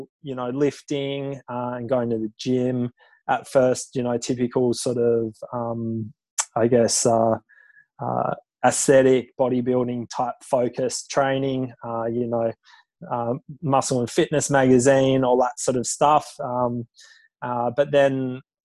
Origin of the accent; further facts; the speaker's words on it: Tasmania, Australia; moved away as an adult; now in Sydney, Australia; I grew up in Tassie